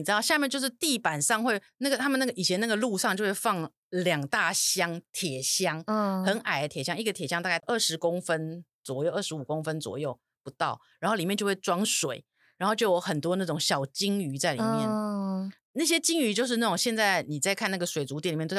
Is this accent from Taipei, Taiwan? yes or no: yes; Taipei, Taiwan; 我是一个在夜市旁边长大的小孩